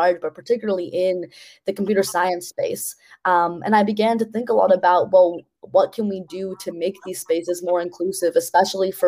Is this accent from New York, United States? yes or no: yes; New York City, New York, United States; I grew up in New York City